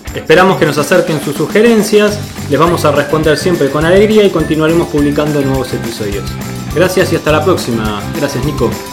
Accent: Argentina; accent: tonada argentina; Nuestra forma de hablar de tonada argentina con nuestros modismos argentinos

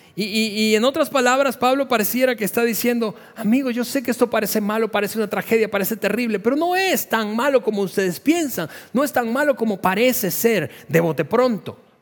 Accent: Venezuela; moved away as an adult; somos venezolanos de, origen

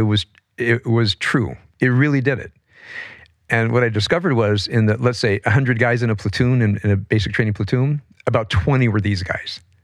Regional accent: Compton, California, United States; I grew up in Compton as a, as a white kid

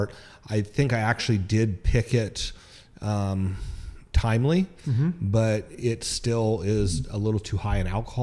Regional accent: Petaluma, California, United States; I'm born and raised in Petaluma

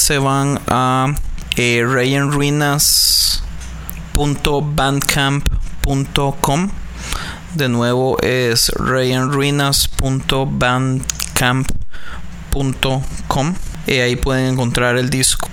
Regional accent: Costa Rica; now in California, United States; yo soy de Costa Rica

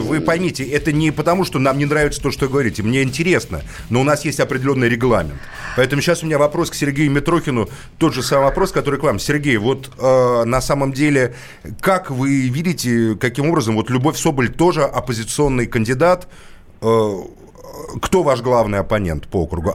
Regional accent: Moscow, Russia; как москвич

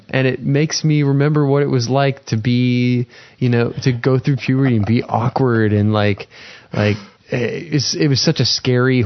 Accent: United States; as an American citizen

